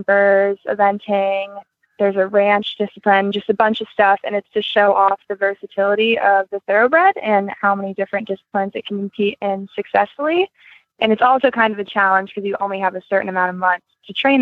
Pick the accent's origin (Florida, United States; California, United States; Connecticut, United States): California, United States; Southern; moved away as an adult; now in Kentucky, United States; I grew up in Southern California